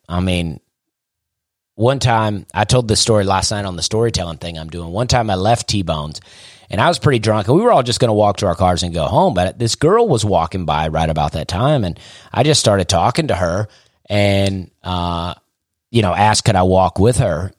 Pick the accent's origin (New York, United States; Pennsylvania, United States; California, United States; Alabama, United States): Alabama, United States; Opelika; I also wanted to get out of my hometown. I like Opelika, but I was ready to get out of there